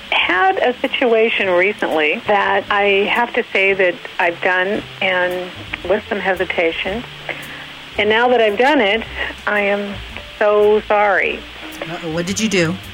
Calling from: Long Beach, California, United States; Uh, Long Beach, California.

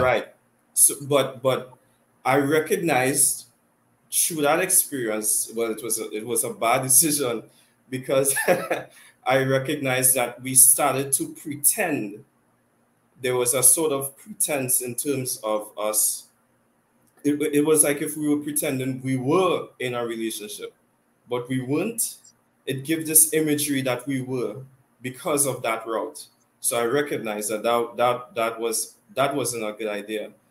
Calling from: Trinidad & Tobago; Yep, I'm calling from Trinidad and Tobago

